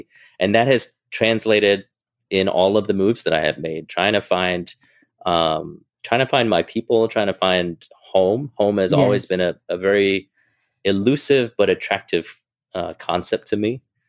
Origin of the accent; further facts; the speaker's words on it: Hong Kong; So I grew up in Hong Kong. My parents would speak Cantonese to me at home, so I would understand it.